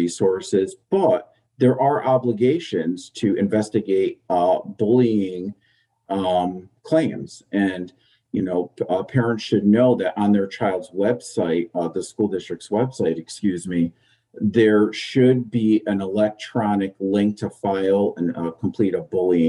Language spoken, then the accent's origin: English; Southington, Connecticut, United States; Southington, where my kids are going to school, which I worked for a year or two here in my hometown